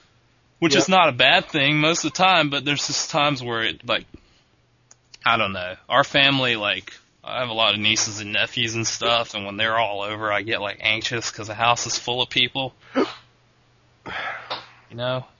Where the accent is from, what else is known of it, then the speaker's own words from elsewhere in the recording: Augusta, Georgia, United States; moved away; The World Disc Golf Championships were held in my hometown.